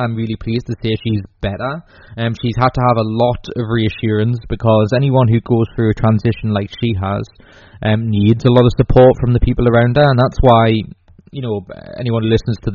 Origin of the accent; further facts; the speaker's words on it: England, United Kingdom; also born or lived in Newcastle; I'm English.